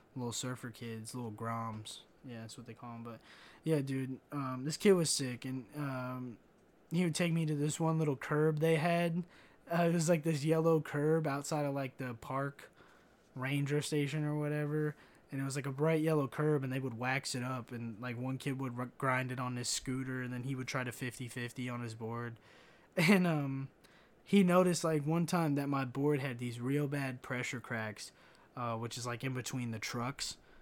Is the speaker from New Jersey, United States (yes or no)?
no; Kentucky, United States; growing up in Kentucky